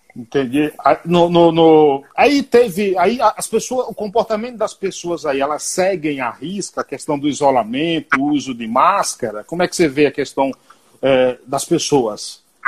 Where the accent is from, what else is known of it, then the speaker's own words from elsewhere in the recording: Bahia, Brazil; na Bahia, eu sou baiano, que é onde tem a melhor feijoada do Brasil